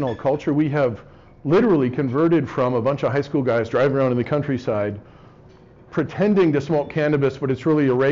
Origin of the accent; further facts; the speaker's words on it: North Bay, California, United States; moved away; also born or lived in Dartmouth; growing up in the North Bay